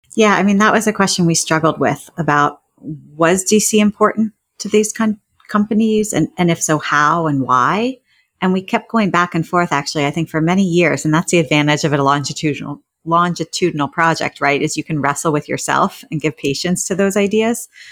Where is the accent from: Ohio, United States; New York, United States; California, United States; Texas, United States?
Ohio, United States; Northeast; moved away; I'm from Northeast Ohio